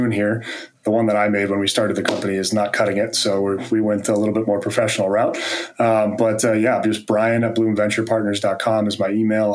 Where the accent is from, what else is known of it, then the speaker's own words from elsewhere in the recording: East Coast, United States; now in Carlsbad, United States; I grew up on the East Coast